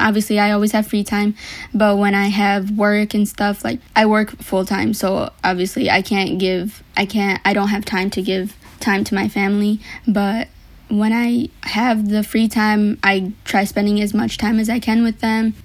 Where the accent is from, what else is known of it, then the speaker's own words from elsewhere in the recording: Madison Heights, Michigan, United States; also born or lived in Detroit, Michigan / Sylhet, Bangladesh (family); I was born in Detroit, Michigan, actually, and I moved from there when I was five to Madison Heights